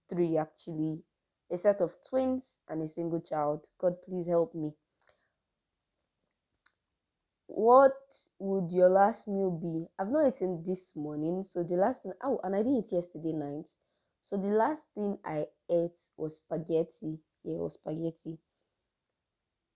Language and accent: English; Nigeria; I'm a Nigerian, so we just really have dry season and cold season